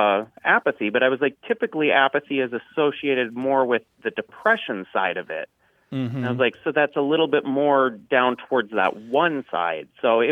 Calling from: Bismarck, North Dakota, United States; I'm calling from Bismarck, North Dakota.

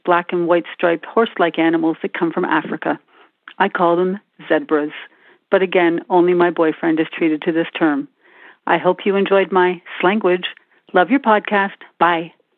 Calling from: New Brunswick, Canada; I'm calling from New Brunswick, Canada.

